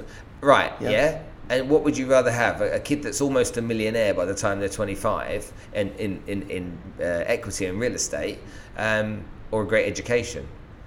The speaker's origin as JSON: {"language": "English", "country": "United Kingdom", "also_born_or_lived": "Brazil", "moved": "as an adult", "said": "And there's something about being British that in the Americas, they think of us as being intelligent, straight and honest."}